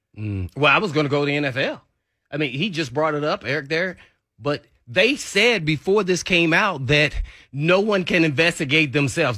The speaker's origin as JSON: {"language": "English", "region": "Indiana", "country": "United States", "said": "I'm from Indiana"}